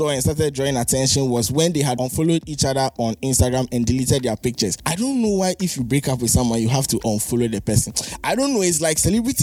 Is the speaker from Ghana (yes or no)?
yes; Ghana; as a Ghanaian